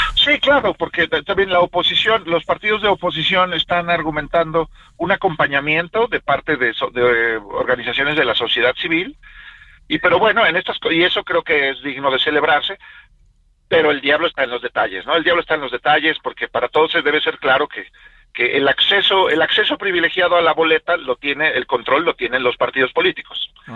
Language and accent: Spanish; Mexico; a mí como ciudadano mexicano